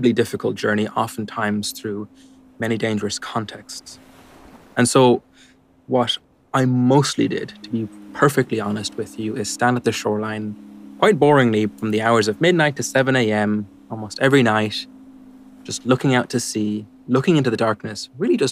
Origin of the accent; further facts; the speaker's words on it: Ireland; moved away as an adult; now in London, United Kingdom; I grew up in Ireland